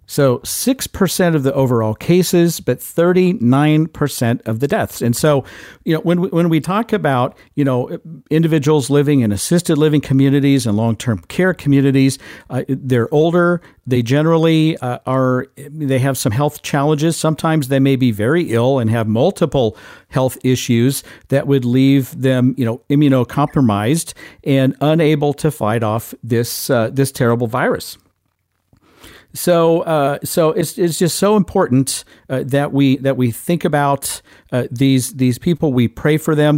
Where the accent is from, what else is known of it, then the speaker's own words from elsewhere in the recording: Midwest, United States; I'm a Midwesterner